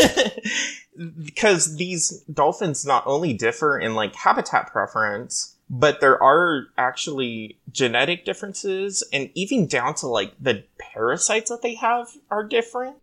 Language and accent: English; Hawaii, United States; now in California, United States; So, I grew up in Hawaii, actually, and so it was a natural part of just living on these islands